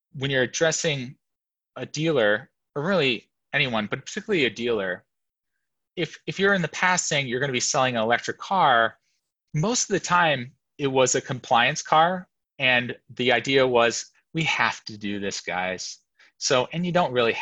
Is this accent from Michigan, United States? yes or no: yes; Detroit, Michigan, United States; I was born and raised in Detroit